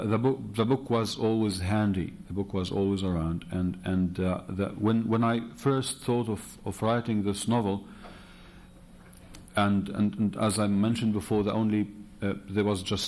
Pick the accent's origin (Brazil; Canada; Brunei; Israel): Israel; first language Arabic; English is a second language; I, who was born there, was raised there, who is using the language of the state and writing in the language of the state